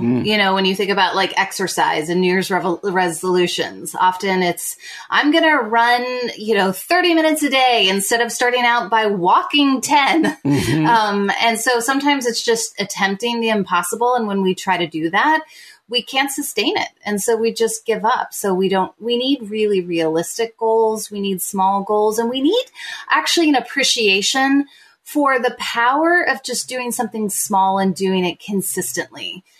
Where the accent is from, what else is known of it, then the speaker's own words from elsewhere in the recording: Midwest, United States; moved away as an adult; also born or lived in Southern United States; now in Toronto, Canada; I'm an American writer living in Toronto. We moved here in 2011 for my husband's work opportunity. We have 5 kids, and I've released now 4 books and graduated from Wheaton College, grew up kind of all around the Midwest and Southern United States